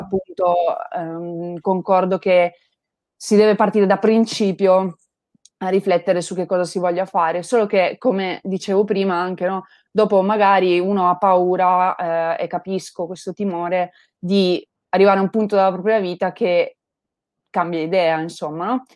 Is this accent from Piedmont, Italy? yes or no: yes; Turin, Piedmont, Italy; io vengo da Torino